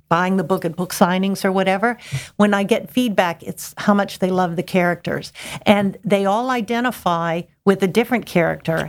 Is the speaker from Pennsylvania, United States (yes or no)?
yes; Pittsburgh, Pennsylvania, United States; moved away as an adult; now in Hatteras, United States; I'm from the Pittsburgh, Pennsylvania area